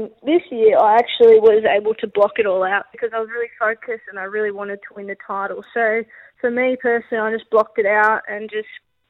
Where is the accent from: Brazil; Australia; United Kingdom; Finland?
Australia; Wollongong, New South Wales; I grew up in Wollongong